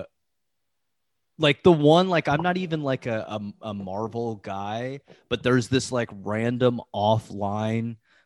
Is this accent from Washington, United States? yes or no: no; Ohio, United States; I'm from Ohio.